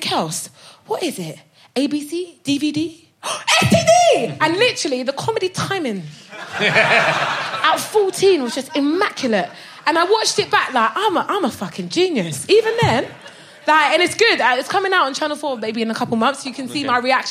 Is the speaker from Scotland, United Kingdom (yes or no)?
no; Brighton, South East England, United Kingdom; So I moved, my mum bought a hotel in Brighton when I was 14, so I grew up in Brighton